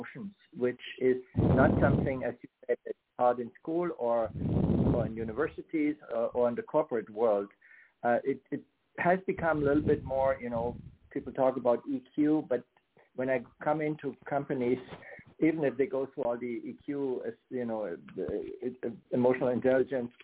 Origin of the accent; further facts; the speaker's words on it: Germany; moved away as an adult; now in United States; I grew up in Germany on the western side